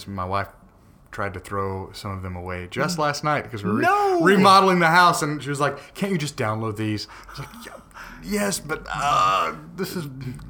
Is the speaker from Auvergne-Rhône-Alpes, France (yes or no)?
no; Paris, Île-de-France, France; I'm from Paris, but I met some of the most interesting people in the city of Paris.